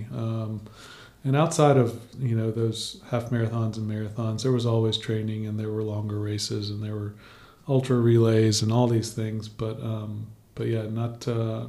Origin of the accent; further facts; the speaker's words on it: Baton Rouge, Louisiana, United States; I grew up in Baton Rouge